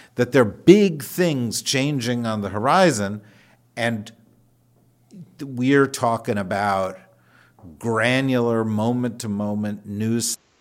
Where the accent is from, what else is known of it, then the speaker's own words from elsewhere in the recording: New Jersey, United States; I'm from New Jersey